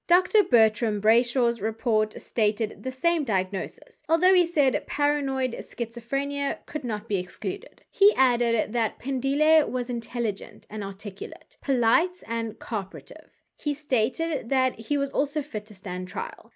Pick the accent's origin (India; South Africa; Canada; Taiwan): South Africa; as a South African